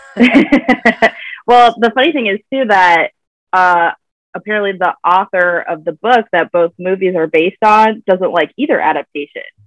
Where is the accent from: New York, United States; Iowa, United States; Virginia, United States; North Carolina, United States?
Virginia, United States; I'm from Virginia. Uh, that's where I currently am right now.